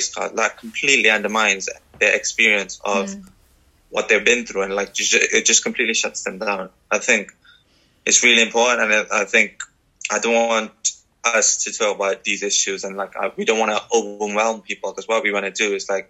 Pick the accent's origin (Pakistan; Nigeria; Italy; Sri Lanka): Sri Lanka; now in Wales, United Kingdom; I'm from Sri Lanka